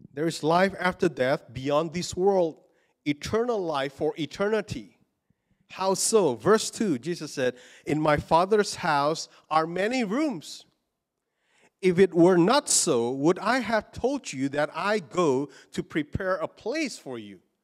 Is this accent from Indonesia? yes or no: yes; Indonesia; moved away as an adult; I was born in Indonesia and I grew up in Indonesia, but I've been living here long, longer now